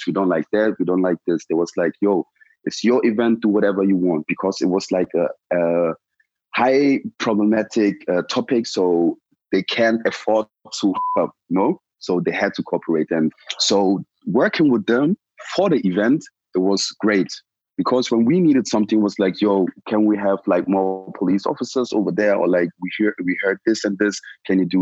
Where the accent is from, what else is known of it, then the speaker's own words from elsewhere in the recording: Germany; also born or lived in Ghana; I came to Germany and I went to school and everything.